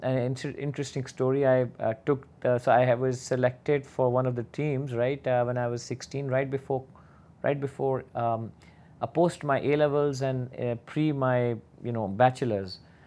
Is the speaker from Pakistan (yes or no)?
yes; Pakistan; moved away as an adult; also born or lived in Bahrain; I started in Pakistan. I'm originally from Pakistan. I did my master's there, and then I started working for Citibank.